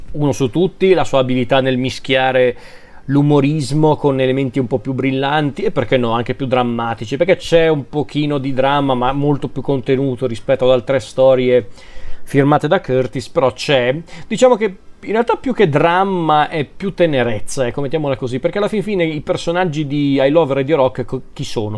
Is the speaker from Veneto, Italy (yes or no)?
no; Lombardy, Italy; sono lombardo